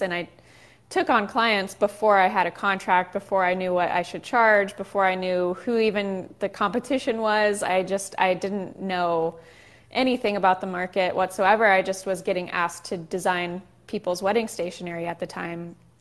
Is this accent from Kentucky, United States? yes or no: no; Southern California, United States; also born or lived in Chicago; we moved from Chicago back home to Southern California